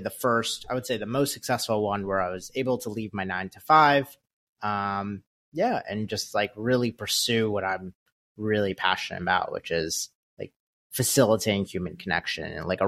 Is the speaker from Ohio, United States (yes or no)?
no; New York, United States; I grew up in Westchester, New York. Went to college at Syracuse University.